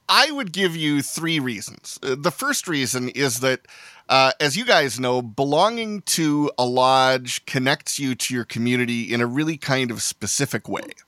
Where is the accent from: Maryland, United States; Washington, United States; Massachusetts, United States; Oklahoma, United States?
Washington, United States; Seattle; I'm from the Seattle area